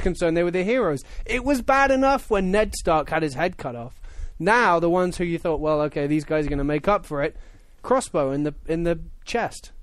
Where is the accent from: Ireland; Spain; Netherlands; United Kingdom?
United Kingdom; as a Brit